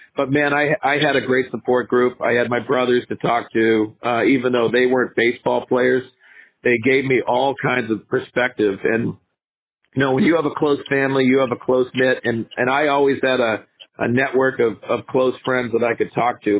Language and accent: English; Northeast, United States; born or raised there